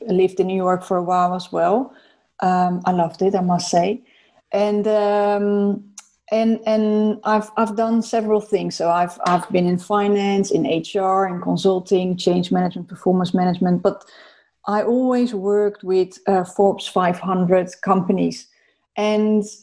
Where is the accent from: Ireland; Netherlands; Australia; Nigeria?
Netherlands; moved away as an adult; also born or lived in South Africa / London; I'm Dutch, by the way, so I'm from the Netherlands.